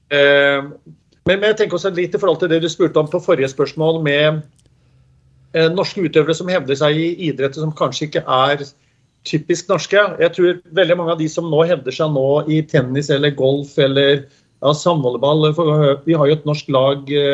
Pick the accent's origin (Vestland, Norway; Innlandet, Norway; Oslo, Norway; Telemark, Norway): Telemark, Norway; Skien; Jeg er født og oppvokst på Gjemse i Dag Eilivssons gate